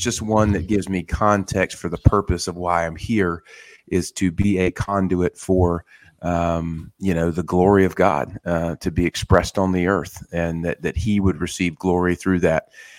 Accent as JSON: {"language": "English", "region": "the South", "country": "United States", "tie": "born or raised there", "said": "I've had a long relationship with the Word growing up in the South."}